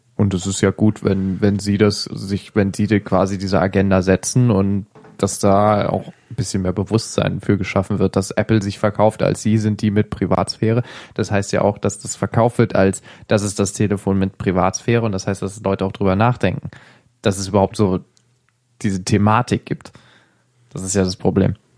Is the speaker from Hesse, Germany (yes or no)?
yes; Hesse, Germany; ich bin in Hessen aufgewachsen